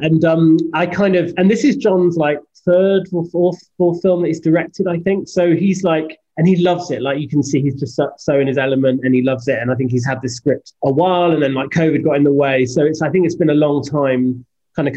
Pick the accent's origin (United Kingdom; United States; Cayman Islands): United Kingdom; he does the same for me as a British guy